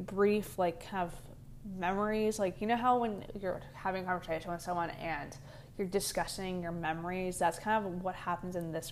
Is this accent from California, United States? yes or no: yes; California, United States; also born or lived in Ohio; I literally live in California. Like, I'm from California, but go to school in Ohio